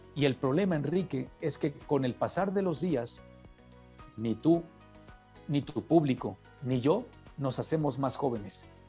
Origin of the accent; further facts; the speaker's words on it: Puebla, Mexico; yo soy poblano